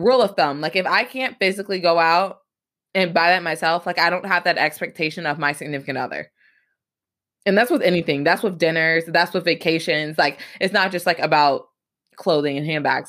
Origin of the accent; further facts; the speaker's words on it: Atlanta, Georgia, United States; now in Michigan, United States; I grew up in Atlanta, Georgia